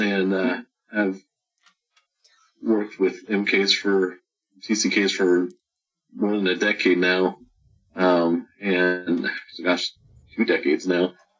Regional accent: California, United States; moved away as an adult; now in Waxhaw, United States; I grew up in California, so I call California my home. That's where I've lived most of my life.

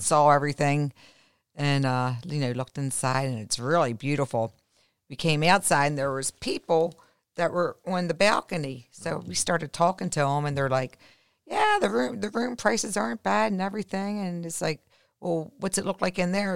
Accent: Baltimore, Maryland, United States; now in Florida, United States; growing up in Baltimore, um, I mean, we were always out in the snow as kids. I mean, we were born and raised where, you know, we had the real true Four Seasons.

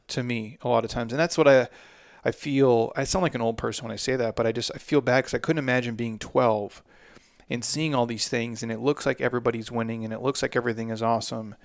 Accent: Midwest, United States; I'm approaching forty as a man, and I'm from the Midwest

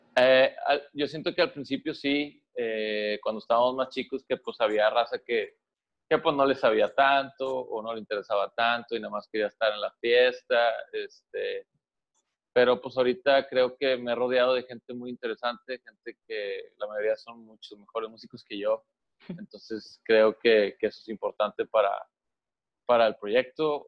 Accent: Monterrey, Nuevo León, Mexico; somos de Monterrey.

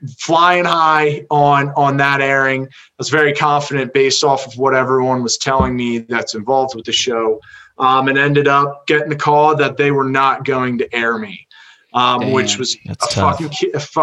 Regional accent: Medford, United States; I grew up in Medford

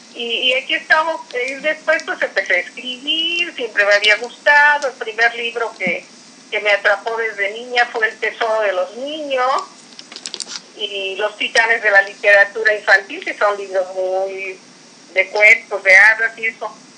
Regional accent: Veracruz, Mexico; now in Fortín de las Flores, Mexico; soy nativa del puerto de Veracruz, pero eh, resido aquí

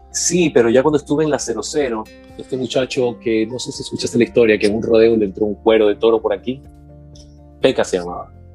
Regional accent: Portoviejo, Manabí, Ecuador; moved away as an adult; also born or lived in Manta, Ecuador; now in United States; nací en Manta, de ahí mis padres, solo de nacimiento, mis padres nacimos con mis hermanos en Puerto Viejo, tengo una hermana y un hermano en Puerto Viejo, Manaví, Ecuador

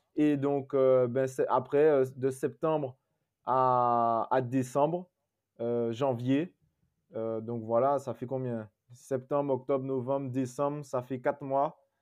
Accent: Guadeloupe; moved away; quand je rentre chez moi en Guadeloupe, j'ai pas d'eau

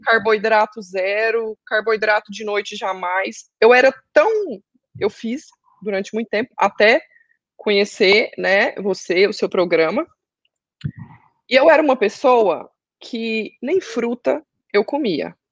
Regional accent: Goiânia, Goiás, Brazil; now in Orlando, United States; Estou morando em Orlando, sou de Goiânia.

